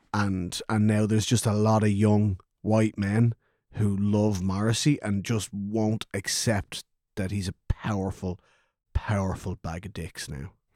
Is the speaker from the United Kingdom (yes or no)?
no; Kildare, Leinster, Ireland; I'm not from Dublin, I'm from Selborge